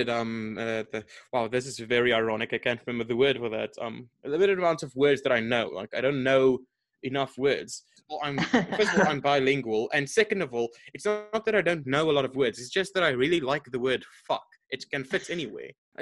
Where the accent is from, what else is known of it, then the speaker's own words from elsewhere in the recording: South Africa; my family has been in South Africa since pretty much the country began